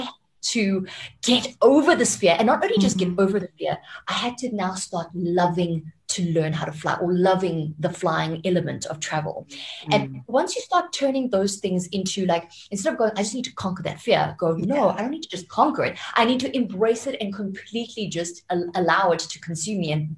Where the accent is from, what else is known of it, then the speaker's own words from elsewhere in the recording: Japan; now in South Africa; I was living in Japan, right? Because I was born in Japan.